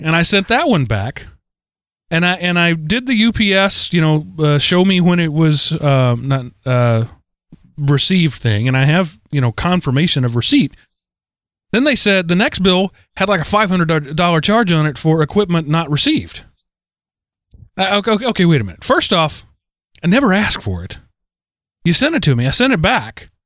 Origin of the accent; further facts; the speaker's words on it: United States; I'm an American